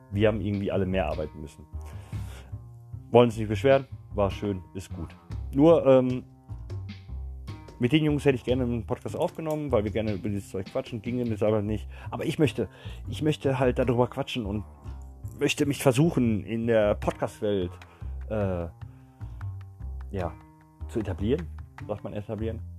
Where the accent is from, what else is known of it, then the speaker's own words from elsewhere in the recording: Gelsenkirchen, North Rhine-Westphalia, Germany; Ach, habe ich erwähnt, dass ich aus Gelsenkirchen komme? Nein, habe ich gar nicht, ne? Ich komme aus Gelsenkirchen, Leute.